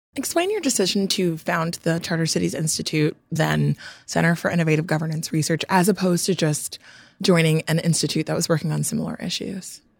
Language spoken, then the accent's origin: English; Nigeria; I'm from Nigeria